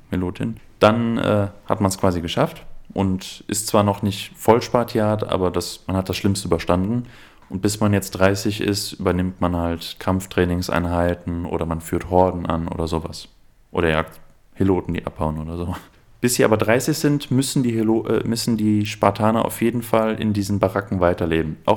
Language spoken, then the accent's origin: German; Aachen, North Rhine-Westphalia, Germany; ja, also ich komme ursprünglich aus Aachen, deshalb habe ich eine kleine chsch schwäche